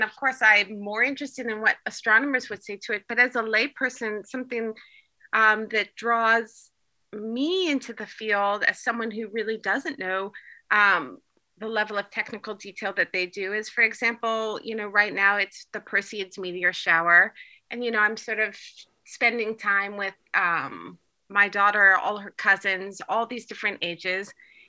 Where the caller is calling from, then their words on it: Turkey; I'm calling in from Turkey.